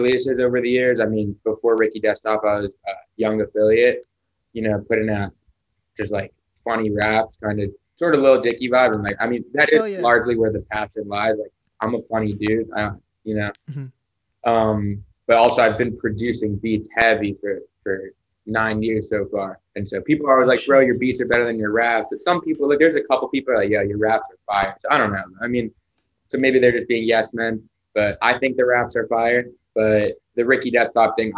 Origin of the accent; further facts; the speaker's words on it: Hollywood, Florida, United States; I'm from Florida, from Hollywood, Florida.